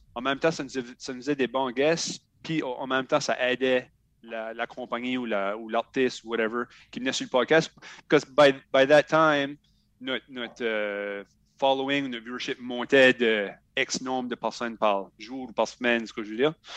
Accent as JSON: {"language": "French", "town": "Shediac", "region": "New Brunswick", "country": "Canada", "said": "Je viens de Shediac, Nouveau-Brunswick"}